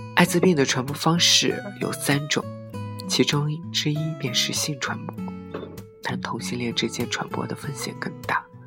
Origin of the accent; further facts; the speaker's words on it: China; 身为中国人自豪